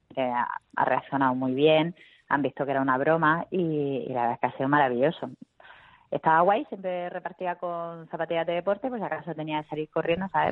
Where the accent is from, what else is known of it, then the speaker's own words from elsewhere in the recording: Murcia, Region of Murcia, Spain; accent: Murcian; como soy de Murcia